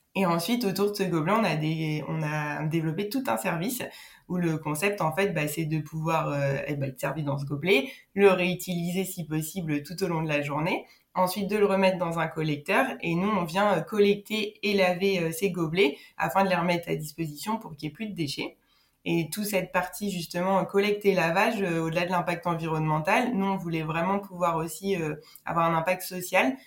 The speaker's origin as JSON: {"language": "French", "town": "Nancy", "region": "Grand Est", "country": "France", "tie": "born or raised there", "moved": "yes", "said": "à l'origine je viens de Nancy où j'ai fait euh, du coup euh, bah, mon lycée"}